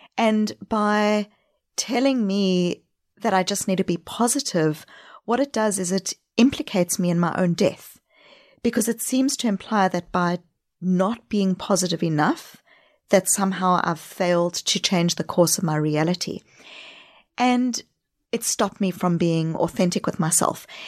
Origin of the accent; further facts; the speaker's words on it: South Africa; accent: backpacking accent; also born or lived in New Zealand / Australia; now in Boston, United States; Home is Boston, but I grew up in South Africa